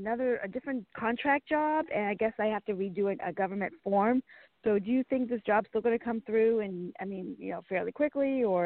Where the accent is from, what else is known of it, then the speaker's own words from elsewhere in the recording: Boston, Massachusetts, United States; I was born in Boston, Massachusetts at 12:10 p.m., I believe.